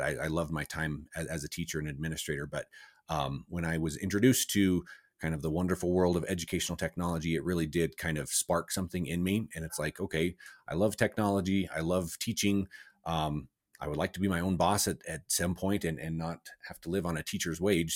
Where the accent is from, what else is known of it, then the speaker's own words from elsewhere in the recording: Cortez, Colorado, United States; I grew up in, uh, Southwest Colorado.